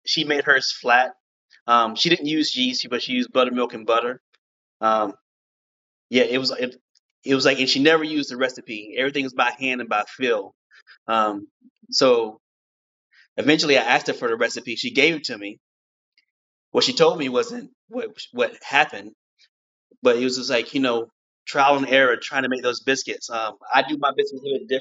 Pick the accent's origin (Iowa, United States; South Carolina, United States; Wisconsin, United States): South Carolina, United States; Columbia; now in New York City, United States; born and raised in Columbia, South Carolina.